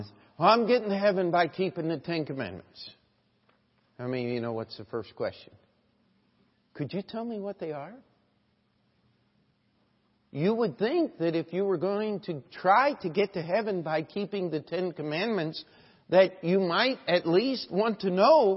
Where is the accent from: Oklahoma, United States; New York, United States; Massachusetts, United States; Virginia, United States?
New York, United States; moved away; I'm from New York